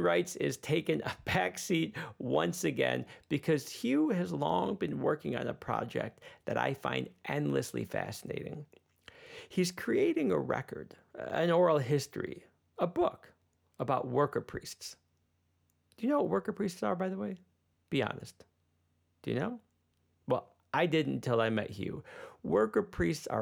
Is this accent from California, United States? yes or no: no; Chicago, Illinois, United States; moved away; also born or lived in Berlin; my hometown in Chicago